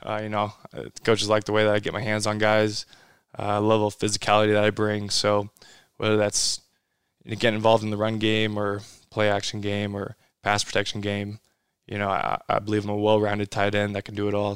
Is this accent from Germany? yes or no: no; Modesto, California, United States; now in Los Angeles, United States; I'm from Northern California